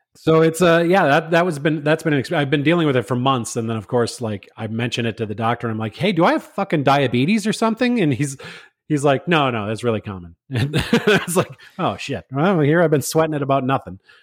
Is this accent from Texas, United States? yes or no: no; Minnesota, United States; I'm from Minnesota